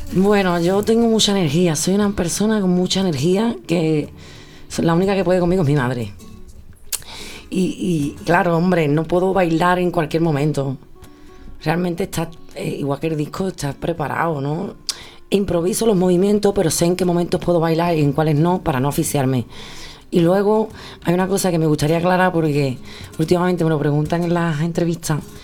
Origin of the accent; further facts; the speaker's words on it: Sanlúcar de Barrameda, Andalusia, Spain; yo soy de San Lucas